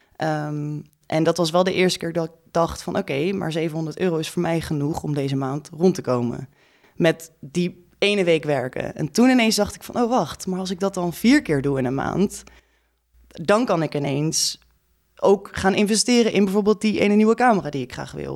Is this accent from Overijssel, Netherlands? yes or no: no; Groningen, Netherlands; now in Amsterdam, Netherlands; Ik kom uit Groningen oorspronkelijk